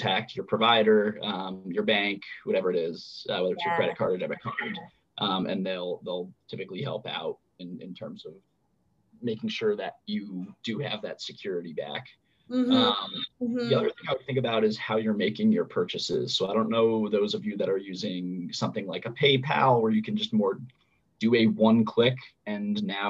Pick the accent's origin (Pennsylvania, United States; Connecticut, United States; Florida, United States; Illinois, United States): Connecticut, United States; in Connecticut, my home state.